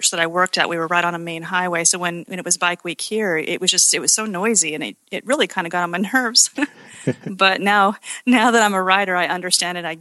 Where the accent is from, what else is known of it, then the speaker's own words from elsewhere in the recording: Utah, United States; now in Conway, United States; I'm from Utah originally